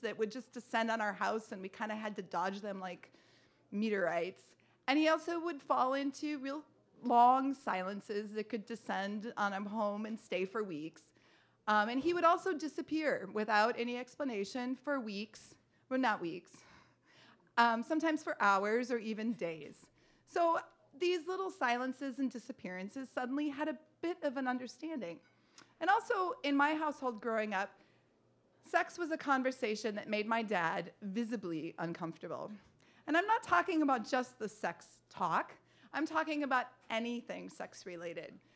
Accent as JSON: {"language": "English", "town": "Duluth", "region": "Minnesota", "country": "United States", "tie": "born or raised there", "also_born_or_lived": "Chicago", "moved": "as an adult", "said": "my father still lived in my hometown, Duluth, Minnesota"}